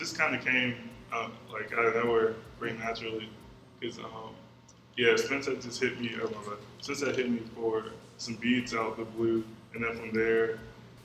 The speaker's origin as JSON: {"language": "English", "town": "Atlanta", "region": "Georgia", "country": "United States", "tie": "born or raised there", "also_born_or_lived": "Warner Robins, Georgia / Connecticut"}